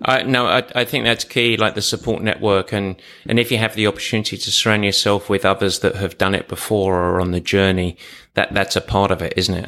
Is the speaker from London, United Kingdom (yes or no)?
no; Essex, East of England, United Kingdom; I was from Essex